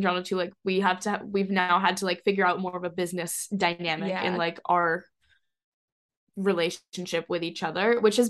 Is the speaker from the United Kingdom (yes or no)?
no; Hong Kong; also born or lived in Singapore; now in Boston, United States; We're from around Boston, but we grew up a little bit in Asia. We grew up in Hong Kong and actually just both got back from living in Singapore.